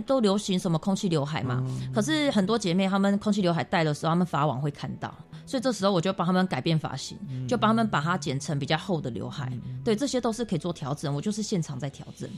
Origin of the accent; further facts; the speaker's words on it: Taiwan; 我们台湾这边